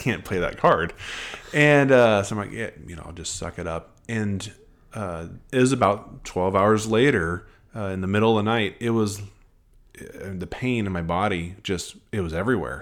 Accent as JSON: {"language": "English", "region": "Nebraska", "country": "United States", "moved": "yes", "lives_now": "Nashville, United States", "said": "I'm from Nebraska"}